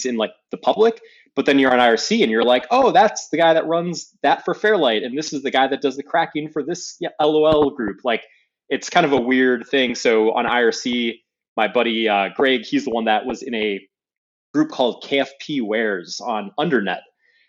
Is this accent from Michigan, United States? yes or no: yes; Dearborn, Michigan, United States; Yep. Yeah, I grew up in Dearborn, Michigan.